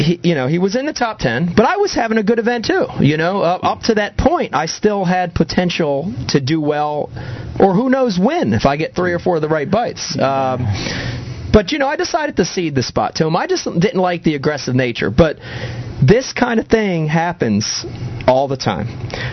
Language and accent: English; Northeast, United States; That's just the nature, you know, of, I think, growing up in the Northeast.